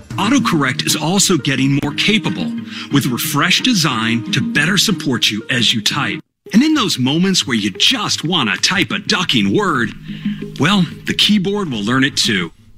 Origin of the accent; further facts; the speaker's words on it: United States; I'm an American male.